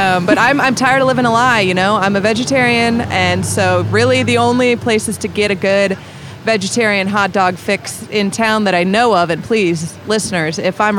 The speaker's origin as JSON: {"language": "English", "region": "Midwest", "country": "United States", "tie": "born or raised there", "said": "So, you know, growing up in the Midwest, there's a lot of Tex-Mex that happened."}